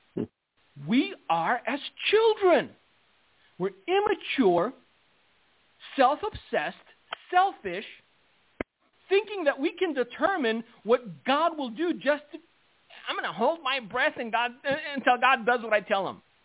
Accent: United States; I am an American

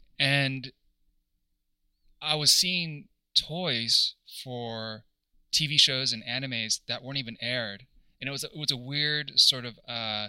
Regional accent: El Granada, California, United States; moved away as an adult; also born or lived in Los Angeles; I was born in Northern California. I grew up in a very rural coastal town. If you guys are familiar with Half Moon Bay or Mavericks Surf Spot, mm-hmm. I grew up in that community, small town called El Granada. And I spent, yeah, my childhood there until I was 18

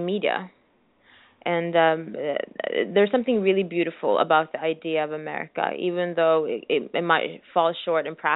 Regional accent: Sweden; moved away as an adult; also born or lived in New York, United States; I'm originally from Eritrea, but then I was born in Sweden

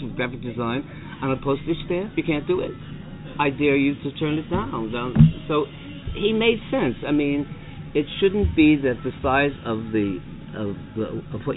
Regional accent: Cheshire, Connecticut, United States; also born or lived in Meriden, Connecticut; I was born in Meriden, but I grew up, my dad's business was in Meriden, but I grew up in Cheshire

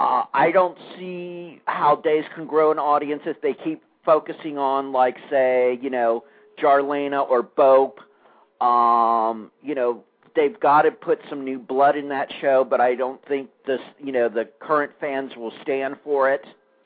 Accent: Cincinnati, Ohio, United States; I grew up in Cincinnati around the P&G soap scene.

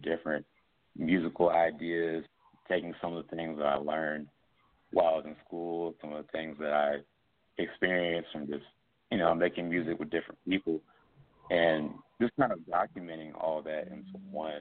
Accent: Columbia, South Carolina, United States; moved away as an adult; also born or lived in Boston; now in Atlanta, United States; my hometown of Columbia, South Carolina

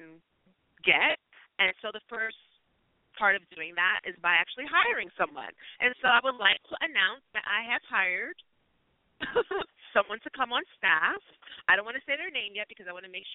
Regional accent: New York City, New York, United States; I was born in the project buildings of East Harlem

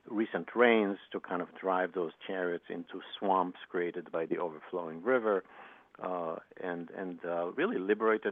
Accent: Israel; I grew up in Israel, and I used to hike a lot and tour a lot

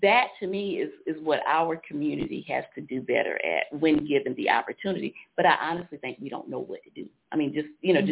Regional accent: Columbia, South Carolina, United States; I grew up in Greenview and I was on Sansa Circle

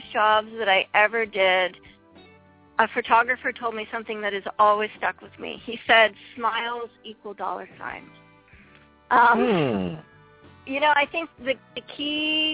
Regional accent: East Coast, United States; now in California, United States; I'm originally from the East Coast, I'm not used to the cold weather anymore, being out here in California.

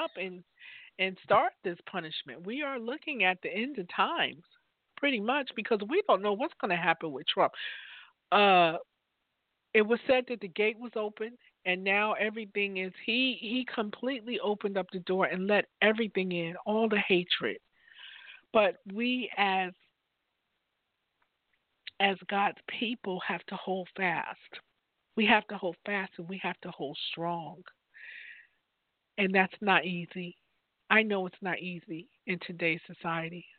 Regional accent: Newark, New Jersey, United States; now in Virginia, United States; I grew up in Newark, New Jersey

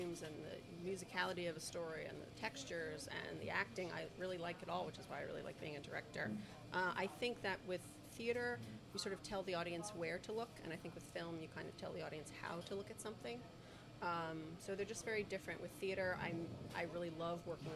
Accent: Forest Hills, United States; moved away as an adult; also born or lived in North Carolina / Niigata, Japan / Los Angeles; it's where I used to go in high school with my friends, of course. It's my hometown theater

